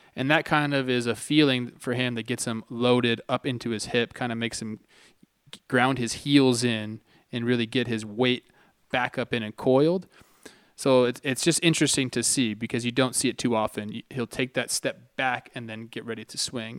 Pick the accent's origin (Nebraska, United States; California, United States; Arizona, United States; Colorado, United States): California, United States; Santa Clarita; where I grew up, it's called the Santa Clarita Valley